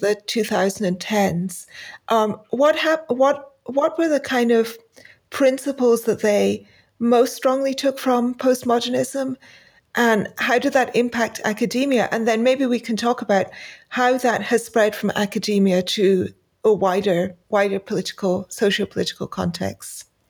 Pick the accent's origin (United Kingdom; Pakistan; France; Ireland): Pakistan; moved away; I, uh, grew up in Pakistan and I have not been back since then.